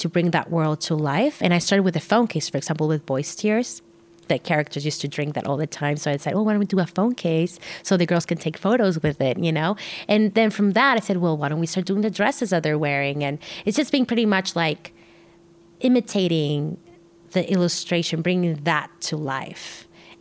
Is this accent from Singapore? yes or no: no; Tijuana, Baja California, Mexico; I grew up in Tijuana